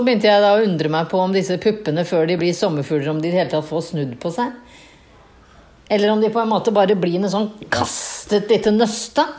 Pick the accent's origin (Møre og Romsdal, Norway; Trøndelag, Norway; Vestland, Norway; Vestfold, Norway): Vestfold, Norway; Tønsberg; jeg som er fra Tønsberg